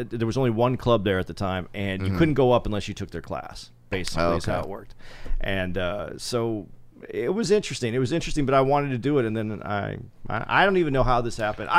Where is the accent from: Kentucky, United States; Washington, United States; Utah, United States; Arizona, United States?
Arizona, United States; Tucson; I grew up in Tucson